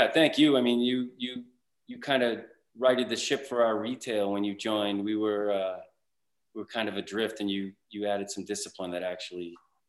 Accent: Boston, Massachusetts, United States; I'm from the Boston area. I went to school out here at Northeastern, and then I got a graduate degree at Boston College

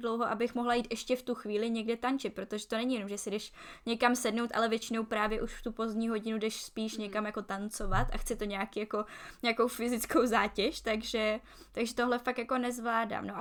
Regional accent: Czechia; moved away as an adult; also born or lived in Prague / Barcelona; now in Logroño, Spain; že jsem Češka

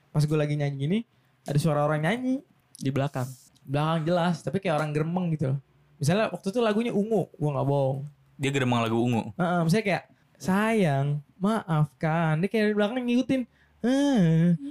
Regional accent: Java, Indonesia; kalau uh, rumah baru biasa lah kan sebagai orang Jawa tuh kayak ada tatanan atau istilah atau bahasanya apa ya?

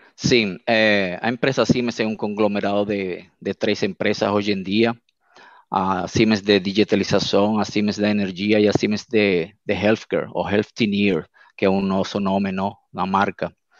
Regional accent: Venezuela; Portuguese is a second language; moved away as an adult; now in Brazil; eu sou venezuelano, meus pais são portugueses e minha família é brasileira

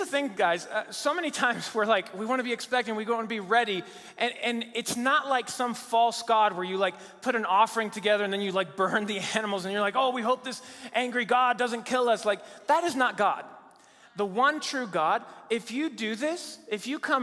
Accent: Mexico City, Mexico; moved away as an adult; also born or lived in Virginia, United States; now in United States; I grew up in Mexico City, Mexico

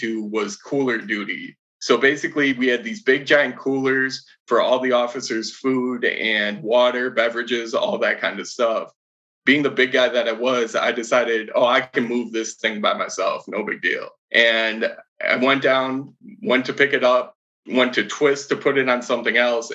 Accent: Madison, Wisconsin, United States; I'm from Madison, Wisconsin.

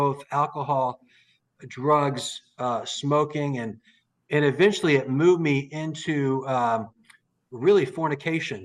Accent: Daytona Beach, Florida, United States; I was raised up in Daytona Beach, Florida

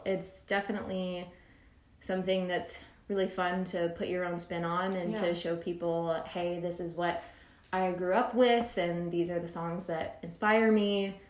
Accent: Little Rock, Arkansas, United States; now in Nashville, United States; So originally from Little Rock, Arkansas. So I moved to Austin first, actually.

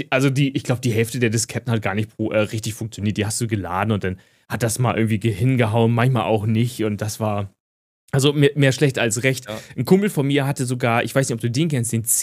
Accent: Syria; German is a second language; also für als Syrer, da spiele ich Retro

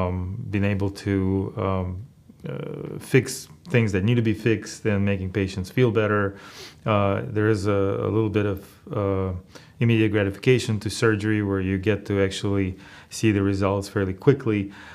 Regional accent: Russia; moved away as an adult; now in United States; Well, I immigrated to the United States when I was fairly young, at 18 years of age, and right after high school.

